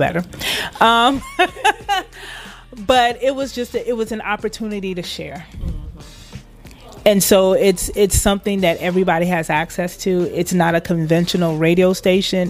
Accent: Liberia; now in United States; I'm from Liberia

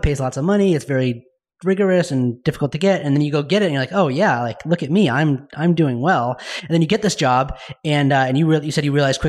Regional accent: Park City, Utah, United States; I grew up in Park City, Utah

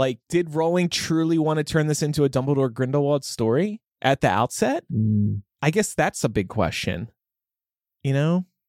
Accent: New Jersey, United States; I'm from South Jersey. It's a whole different world.

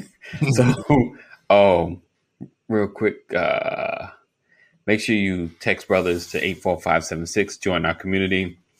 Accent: New York, United States; I'm from New York. Just a little, over the bridge.

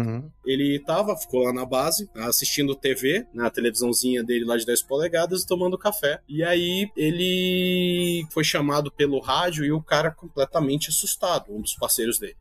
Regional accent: Manaus, Amazonas, Brazil; also born or lived in Ceará, Brazil; moro em Manaus, apesar de que sou cearense de nascimento, mas vim para cá muito cedo, então a minha vida sempre foi dividida entre o norte e o nordeste

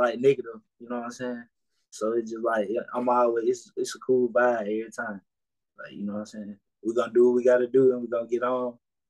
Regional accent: the South, United States; So it just be like, I really fuck with the South, you feel me? Because I'm from the South.

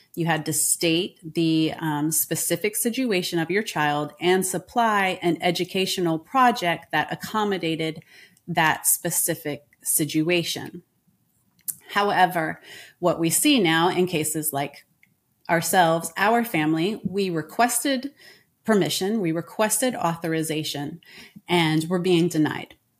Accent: United States; moved away as an adult; now in France; I am an American

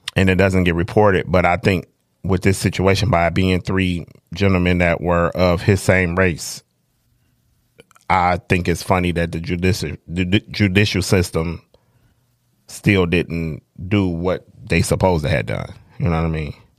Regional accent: Detroit, Michigan, United States; I'm from the North End, and it's a bunch of people that grew up with me

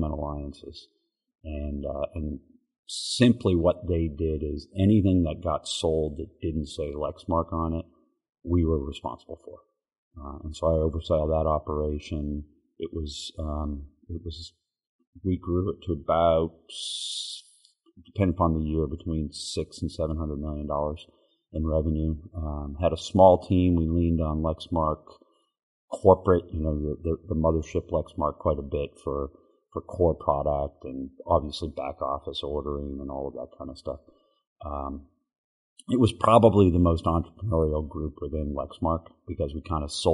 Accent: Lexington, Massachusetts, United States; moved away as an adult; now in Kentucky, United States; I grew up in Boston, outside of Boston, in the town of Lexington, the original Lexington, okay. And went to Lexington High School

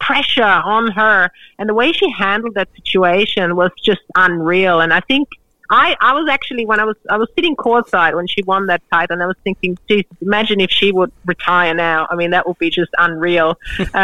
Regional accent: Australia; being an Australian

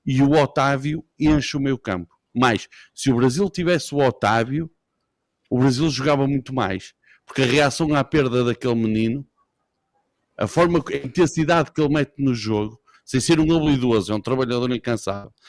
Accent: Portugal; Só porque eu sou português e nós temos a tradição do fado

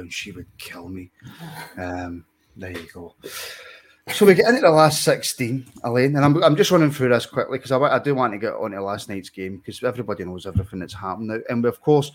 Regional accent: Scotland, United Kingdom; I'm Scottish

